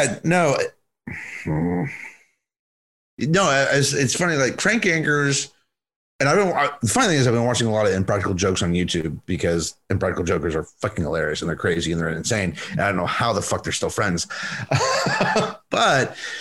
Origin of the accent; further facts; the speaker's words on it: Texas, United States; growing up in Texas